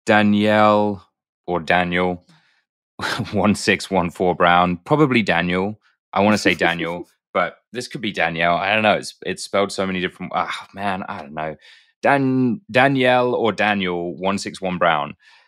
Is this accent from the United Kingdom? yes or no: yes; United Kingdom; That's better than my British accent, and I'm British.